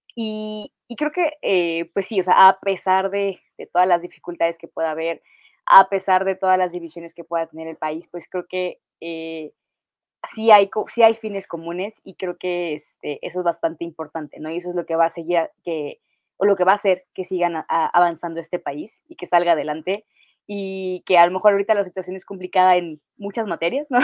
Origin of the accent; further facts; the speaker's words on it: Mexico; vamos a seguir siendo mexicanos toda la vida